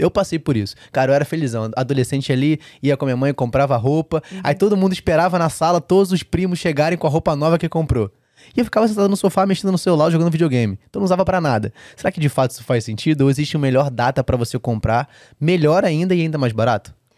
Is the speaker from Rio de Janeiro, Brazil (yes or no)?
yes; Rio de Janeiro, Brazil; como um bom carioca